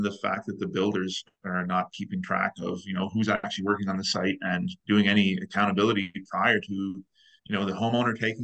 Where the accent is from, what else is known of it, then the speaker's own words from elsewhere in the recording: East Coast, Canada; now in Calgary, Canada; I'm originally from the East Coast